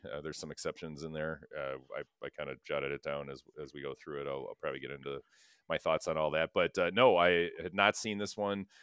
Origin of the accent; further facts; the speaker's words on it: Sherwood, Wisconsin, United States; Sherwood, we grew up in Sherwood. Sherwood, Wisconsin